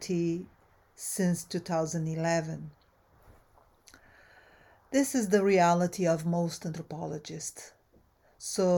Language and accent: English; Brazil; also born or lived in United States; now in Southern California, United States; I am a Brazilian-American anthropologist. I've been in the United States since 1984. So I immigrated from Brazil originally